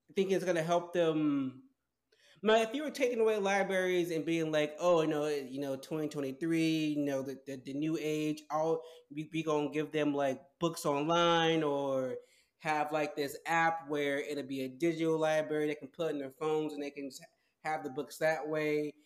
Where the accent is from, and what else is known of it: United States